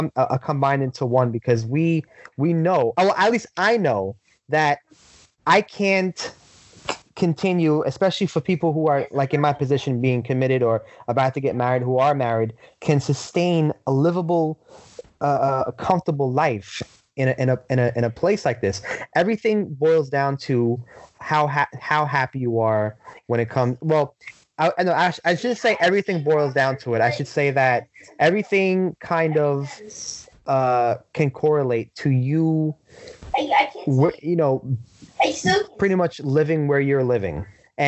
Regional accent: New York City, New York, United States; I was born and raised in Brooklyn. I will forever be a Brooklyn kid.

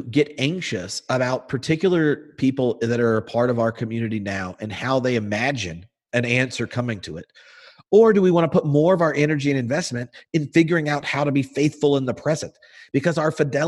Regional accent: the South, United States; we grew up in the South

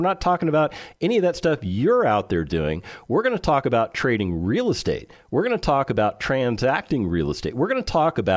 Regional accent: California, United States; also born or lived in Las Vegas, Nevada; now in Texas, United States; I spent the majority of my life growing up in California

